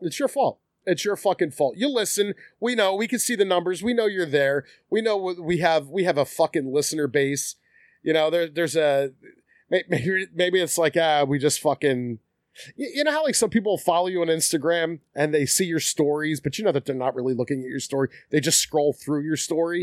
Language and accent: English; Philadelphia, Pennsylvania, United States; also born or lived in Collingdale; I'm originally from South Philly.